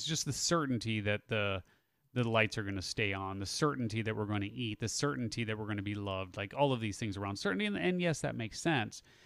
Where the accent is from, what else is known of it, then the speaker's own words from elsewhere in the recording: Chicago, Illinois, United States; moved away as an adult; I grew up in the Chicago area